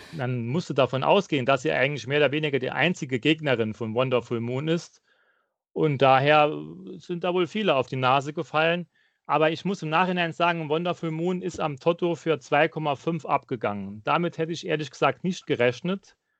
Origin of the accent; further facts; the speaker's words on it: near Saarbrücken, Saarland, Germany; Ich komme aus der Nähe von Saarbrücken